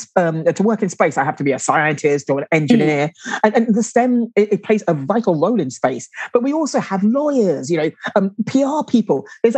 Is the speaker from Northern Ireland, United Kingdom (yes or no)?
no; London, United Kingdom; now in Guildford, United Kingdom; I grew up in London